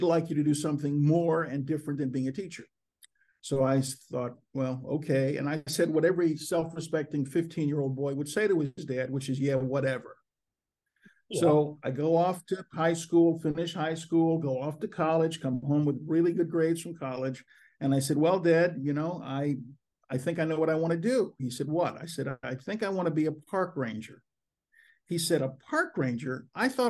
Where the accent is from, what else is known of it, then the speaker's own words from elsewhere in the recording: Washington, District of Columbia, United States; moved away; I am in Washington, D.C., my hometown